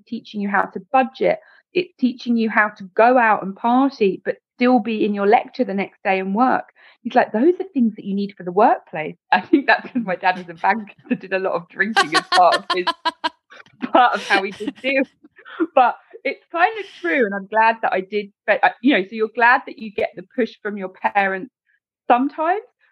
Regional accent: Essex, East of England, United Kingdom; we're both from Essex

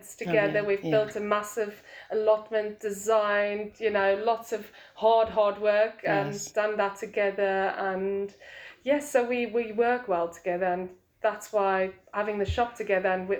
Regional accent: South Africa; now in Belper, United Kingdom; obviously I'm South African

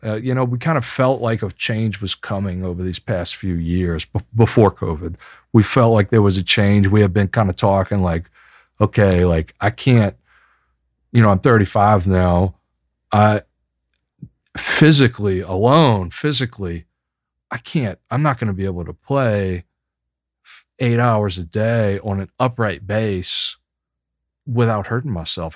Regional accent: Chalmette, Louisiana, United States; also born or lived in San Francisco; less than two blocks away from where I grew up in Chalmette.

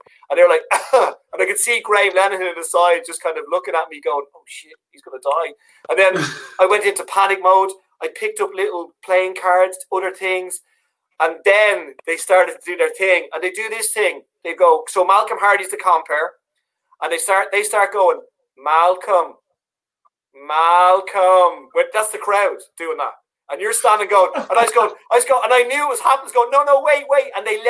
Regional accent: Dublin, Leinster, Ireland; accent: Dublin; My accent was very Dublin. Like, I used to talk like this all the time on stage.

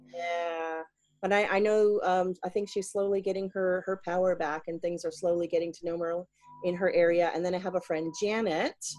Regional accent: South Carolina, United States; moved away as an adult; also born or lived in Gunma, Japan; now in Niigata, Japan; I am from South Carolina in the USA, and I've lived in Japan for about 20 years now.

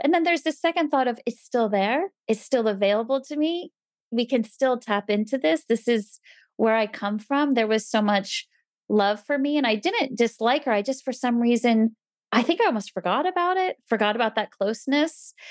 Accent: New Jersey, United States; moved away; I grew up in New Jersey

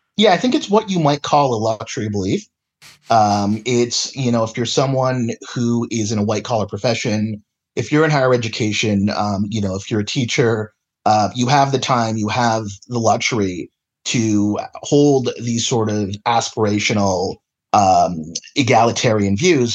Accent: Kamloops, British Columbia, Canada; now in Calgary, Canada; I grew up and, and was born and raised in Kamloops

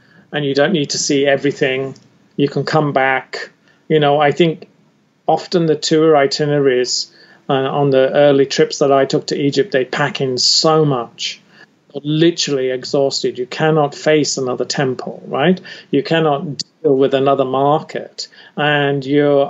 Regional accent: United Kingdom; I'm British

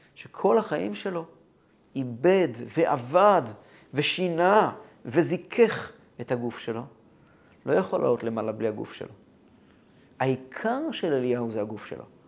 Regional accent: Kfar Chabad, Central District, Israel; moved away as an adult; now in Holon, Israel; אני גדלתי כל ימיי בכפר חב"ד או במקומות כאלה

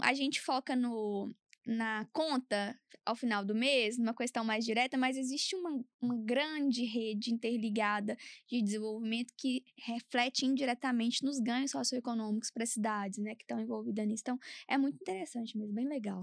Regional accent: Várzea da Palma, Minas Gerais, Brazil; eu sou do norte de Minas

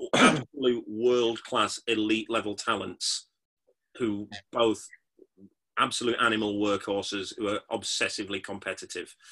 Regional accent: Yorkshire and the Humber, United Kingdom; I'm from Yorkshire.

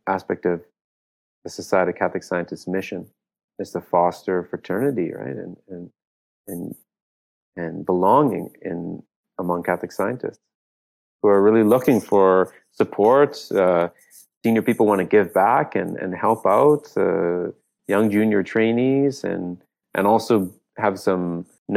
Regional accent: Canada; our country, in Canada

